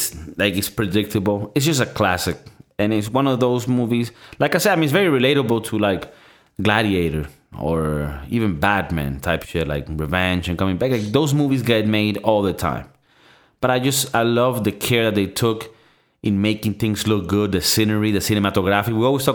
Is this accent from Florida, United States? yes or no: yes; Florida, United States; No, I'm from Florida.